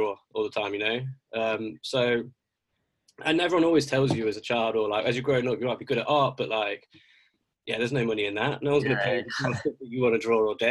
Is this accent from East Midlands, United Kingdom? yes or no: yes; Derbyshire / Nottinghamshire, East Midlands, United Kingdom; also born or lived in Castle Donington, Derbyshire; I grew up in Nottinghamshire, well, in Derbyshire, a little town called Castle Donington first, then I moved over a little bit into Nottinghamshire